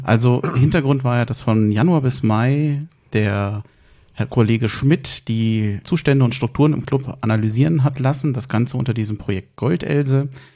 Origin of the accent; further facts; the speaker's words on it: Berlin, Germany; ich bin zwar in Berlin aufgewachsen